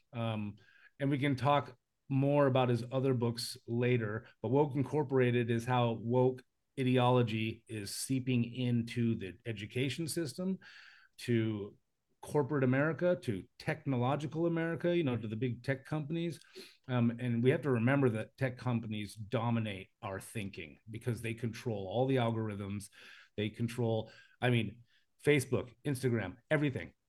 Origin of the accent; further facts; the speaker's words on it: United States; moved away; I live in a foreign country and I'm American